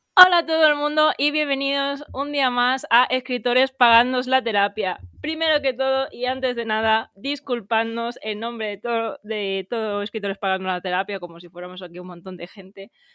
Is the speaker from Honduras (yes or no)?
no; Valencia, Valencian Community, Spain; moved away as an adult; now in Madrid, Spain; yo estoy viviendo en Madrid, aunque yo soy de Valencia.